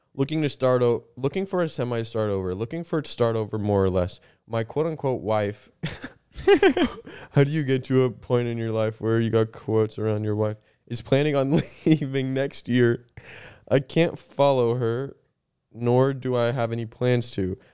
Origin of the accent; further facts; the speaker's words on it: Canada; we're Canadian and we live in Canada